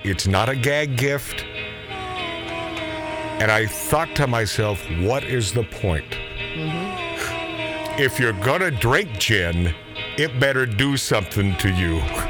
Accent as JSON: {"language": "English", "region": "Hawaii", "country": "United States", "tie": "born or raised there", "said": "I was born in Hawaii."}